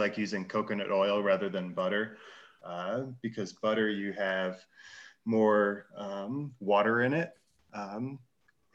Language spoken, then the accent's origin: English; Chicago, Illinois, United States; moved away; I'm originally from Chicago